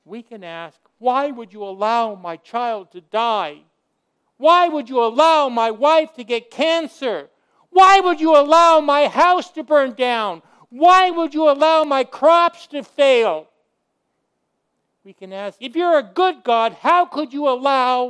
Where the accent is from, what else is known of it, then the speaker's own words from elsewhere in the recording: California, United States; moved away as an adult; also born or lived in Africa; I grew up in California